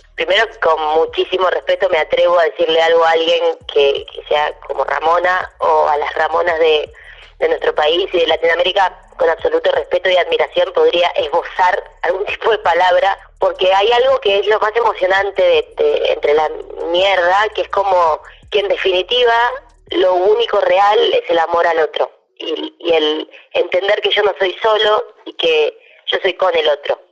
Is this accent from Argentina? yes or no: yes; Argentina; soy la única argentina de toda la serie